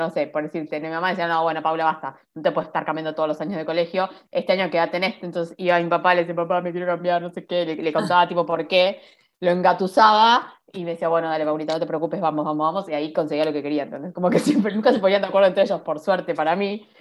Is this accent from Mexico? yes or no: no; Monte Grande, Buenos Aires Province, Argentina; Yo soy de Monte Grande, de zona